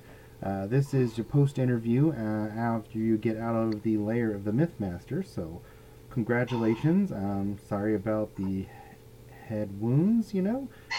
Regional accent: United States; being an American male in his late 40s

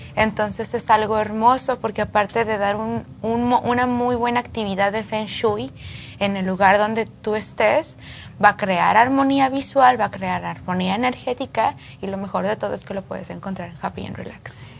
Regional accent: Jerez, Zacatecas, Mexico; Yo nací en México, de Zacatecas, soy de Jerez, Zacatecas

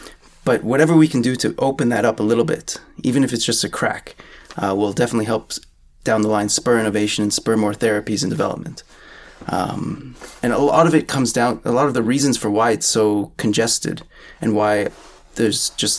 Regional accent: Canada; I think part of it is due to the national identity in some sense of being Canadian.

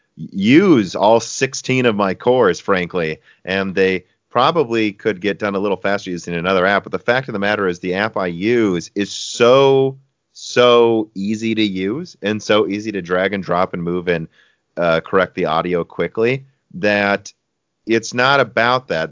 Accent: United States; I'm American

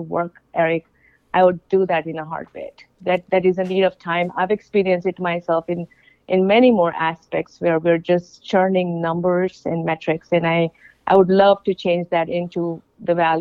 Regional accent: India; moved away; I'm from India

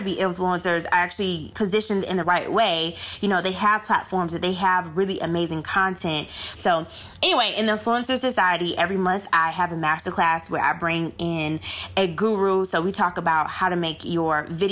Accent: Florida, United States; now in South Africa; I'm originally from Florida

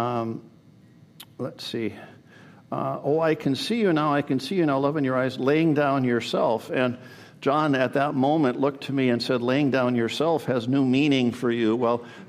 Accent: Canada; now in United States; born in the USA, but I grew up in Canada. When I was 7, we moved to Canada

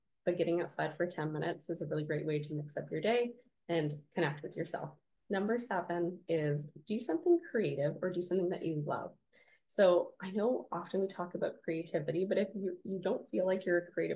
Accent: Canada; I'm Canadian

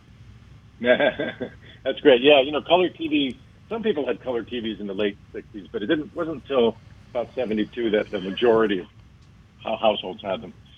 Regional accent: Miami, Florida, United States; Miami was very different back then. You know, I grew up there. Um, I, we moved there in 1966

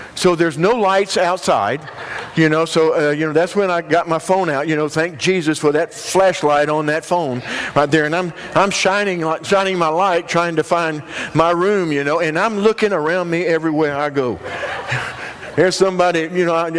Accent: Union, South Carolina, United States; I'm from the upstate South Carolina. I'm from Union

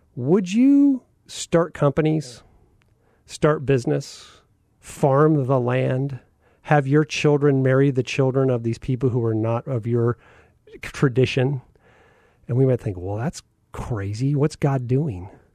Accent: Phoenix, Arizona, United States; growing up in North Central Phoenix

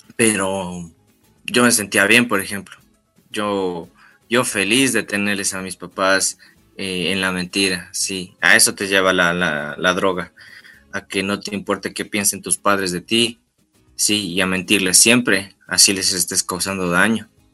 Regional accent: Tulcán, Carchi, Ecuador; yo tengo 24 años. Sí, yo soy de Tulcán

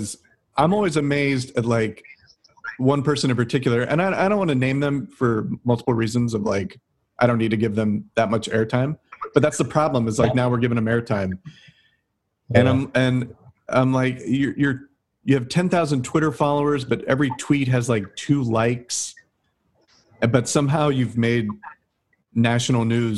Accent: Ohio, United States; also born or lived in New Orleans; now in Los Angeles, United States; I'm from Ohio originally

